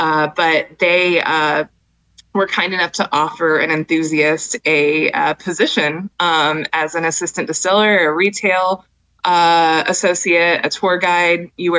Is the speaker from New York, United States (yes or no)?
no; Jacksonville, Florida, United States; forced me to move back to my home state in Florida to be closer to my family.